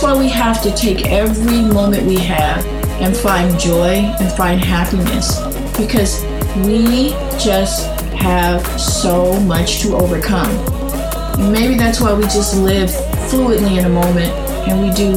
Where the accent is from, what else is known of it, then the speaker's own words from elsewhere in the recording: Los Angeles, California, United States; I'm from Pacoima